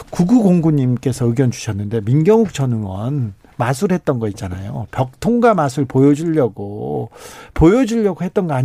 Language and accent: Korean; Seoul, South Korea; 어렸을 때 부산 가면 예. 부산 가면 그 서울에서 왔다고